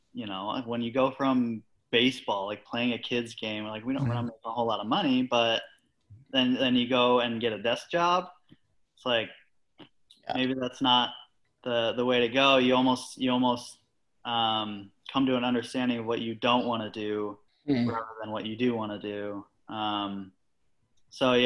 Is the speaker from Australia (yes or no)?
no; Washington, United States; moved away as an adult; also born or lived in Arizona; I grew up in Washington State, actually, born and raised